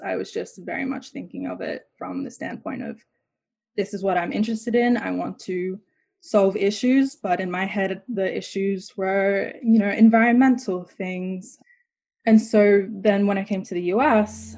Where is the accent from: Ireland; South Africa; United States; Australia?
Australia; moved away as an adult; Growing up in Australia, I was just always the token black girl